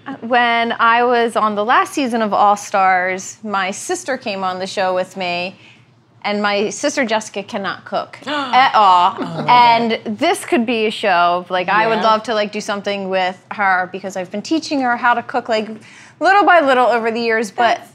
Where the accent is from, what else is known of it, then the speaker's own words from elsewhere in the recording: Philadelphia, Pennsylvania, United States; we're Irish. She described Calabrian chilies of like the red paste you put on hoagies because we're from Philly.